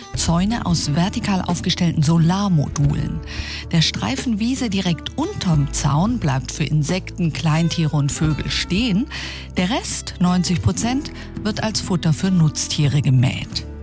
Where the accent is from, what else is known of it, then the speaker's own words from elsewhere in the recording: Germany; Bei uns in Deutschland